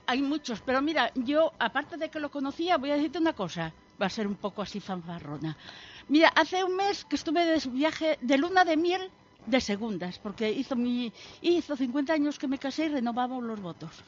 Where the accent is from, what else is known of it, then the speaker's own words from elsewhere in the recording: Santillana del Mar, Cantabria, Spain; moved away as an adult; now in Gijón, Spain; soy de Santillana del Mar